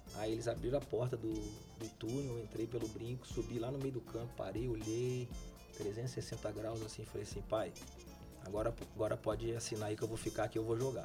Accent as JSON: {"language": "Portuguese", "town": "Brasília", "region": "Federal District", "country": "Brazil", "tie": "born or raised there", "also_born_or_lived": "Campinas / Italy", "moved": "yes", "said": "eu nasci em Brasília"}